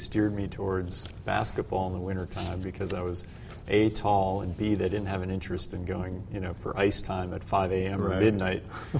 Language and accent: English; Mounds View, Minnesota, United States; moved away as an adult; also born or lived in Washington; I grew up very near Medtronic's corporate headquarters. I went to high school at Irondale High School.